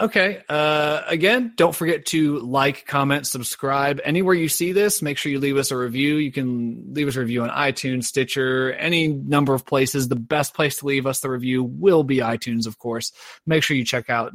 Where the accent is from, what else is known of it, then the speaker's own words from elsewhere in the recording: Ohio, United States; I am from Ohio